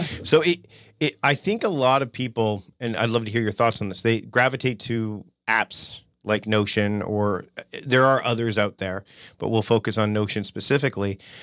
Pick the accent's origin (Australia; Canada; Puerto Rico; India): Canada; I'm Canadian